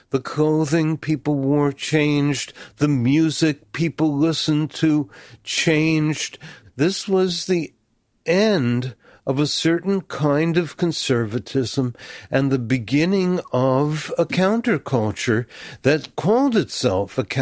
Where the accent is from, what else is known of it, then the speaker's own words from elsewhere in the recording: United States; when they heard I was from America